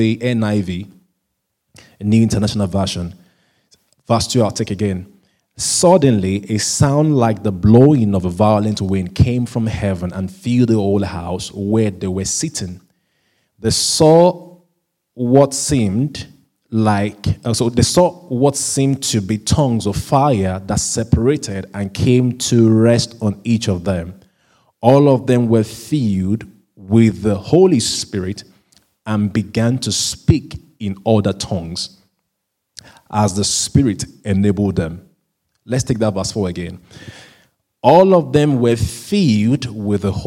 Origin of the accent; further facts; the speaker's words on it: Southwest Nigeria, Nigeria; first language Yoruba; English is a second language; now in United Kingdom; I'm originally a Nigerian from Southwest Nigeria, so we speak a language called Yoruba language